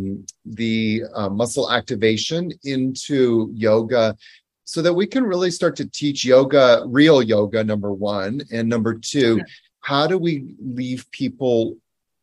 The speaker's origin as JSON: {"language": "English", "country": "Canada", "also_born_or_lived": "New York", "moved": "as an adult", "lives_now": "Costa Rica", "said": "So I'm originally from Canada, but I lived in New York for the better part of 10 years, from 2001 until 2010"}